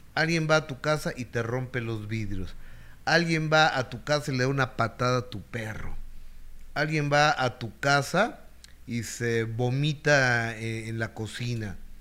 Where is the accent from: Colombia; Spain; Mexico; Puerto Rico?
Mexico; también los mexicanos pagamos